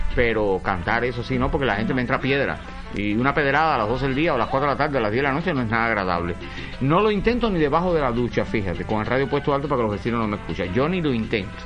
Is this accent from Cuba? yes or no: yes; Cuba; Yo soy un cubano